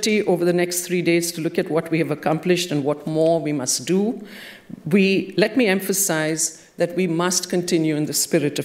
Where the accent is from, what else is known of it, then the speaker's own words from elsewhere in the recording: India; moved away; I have, as a child growing up in India, been a part of 3 wars